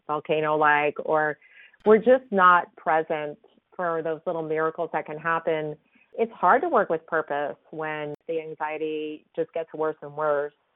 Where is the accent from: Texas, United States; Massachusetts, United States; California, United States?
California, United States; San Francisco; growing up in San Francisco